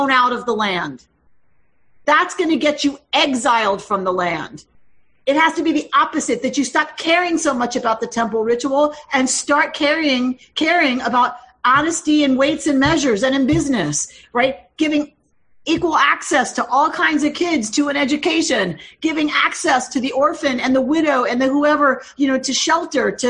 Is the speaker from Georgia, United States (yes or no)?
yes; Georgia, United States; moved away as an adult; also born or lived in Minnesota; I was from Georgia when I was living in Minnesota